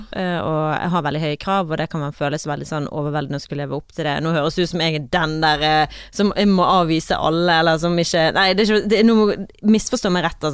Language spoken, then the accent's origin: Norwegian; Øygarden, Vestland, Norway; moved away; jeg var hjemme i Øygarden, og jeg var litt yngre, jeg gikk på ungdomsskolen